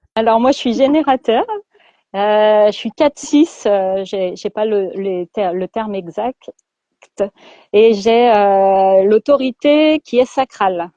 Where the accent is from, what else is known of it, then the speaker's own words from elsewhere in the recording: Lyon, Auvergne-Rhône-Alpes, France; je vis dans l'ouest lyonnais voilà, depuis toujours, depuis que je suis petite, je suis née euh, à Lyon et j'ai toujours vécu dans l'Ouest lyonnais